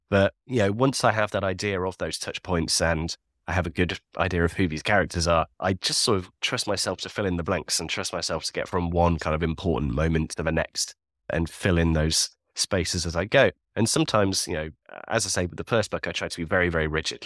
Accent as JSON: {"language": "English", "town": "Leeds", "region": "Yorkshire and the Humber", "country": "United Kingdom", "tie": "born or raised there", "said": "I'm from Leeds. So I grew up all around the Yorkshire countryside"}